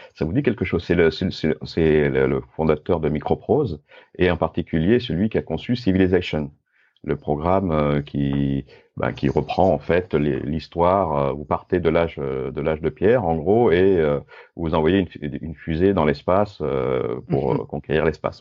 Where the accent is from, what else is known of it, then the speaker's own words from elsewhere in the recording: Grenoble, Auvergne-Rhône-Alpes, France; je suis grenoblois